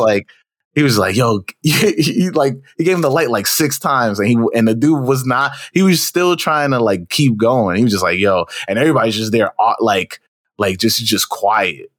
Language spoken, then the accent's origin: English; New York City, New York, United States; I'm from Queens